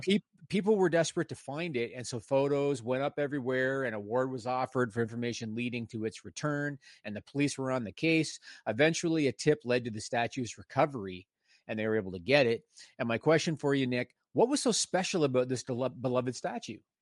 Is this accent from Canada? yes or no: yes; Canada; also born or lived in Ontario, Canada; I'm Canadian